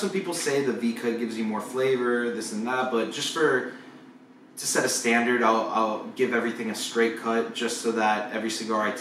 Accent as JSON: {"language": "English", "country": "Cuba", "moved": "yes", "said": "We, we kind of gave everyone the, the coffee addiction that we had when we came over from Cuba."}